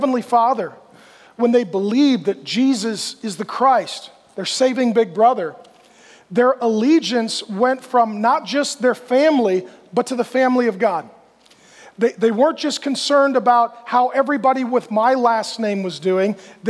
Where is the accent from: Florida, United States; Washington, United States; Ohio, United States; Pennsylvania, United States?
Washington, United States; also born or lived in Grand Forks, North Dakota; now in Texas, United States; so I was born in Grand Forks, North Dakota, and then my family moved to Washington, lived there. I've moved down to Phoenix more recently.